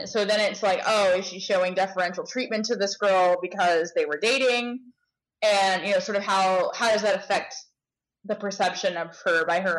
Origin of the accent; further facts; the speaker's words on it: Cincinnati, Ohio, United States; I grew up in Cincinnati where we have no wasps.